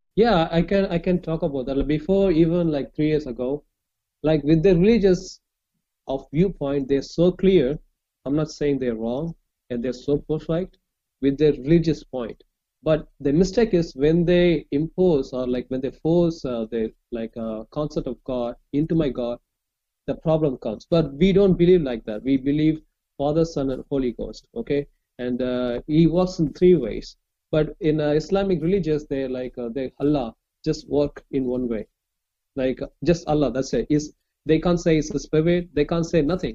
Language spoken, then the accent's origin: English; Chennai, Tamil Nadu, India; I'm from India, like southern part of India